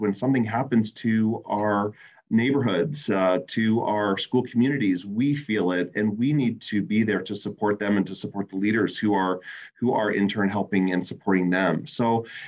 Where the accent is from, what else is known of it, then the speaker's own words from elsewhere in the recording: Canada; my fellow Canadians